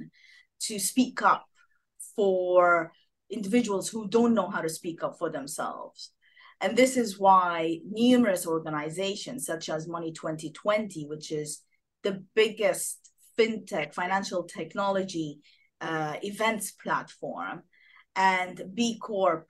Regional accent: Sudan; moved away as an adult; also born or lived in Geneva, Switzerland / Egypt / Washington, United States; now in United Kingdom; I'm originally from Sudan. I landed in the UK in 2009 with my British husband.

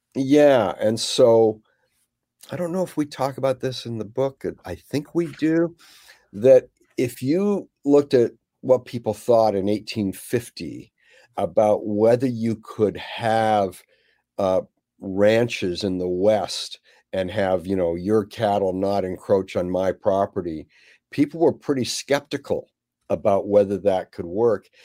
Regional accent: Canada; moved away; also born or lived in Monterey, California; I grew up in Canada.

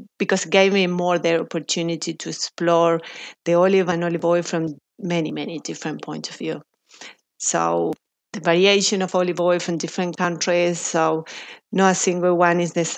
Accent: Argentina; moved away as an adult; also born or lived in Buenos Aires; now in Australia; Well, I am from Argentina. I studied food science in Argentina

